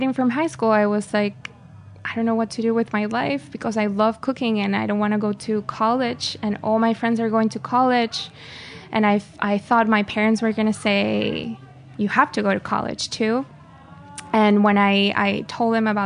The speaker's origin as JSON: {"language": "English", "town": "Caracas", "region": "Capital District", "country": "Venezuela", "tie": "born or raised there", "also_born_or_lived": "France / Spain", "moved": "as an adult", "lives_now": "New York, United States", "said": "I'm from Caracas, the city. I was born and raised there"}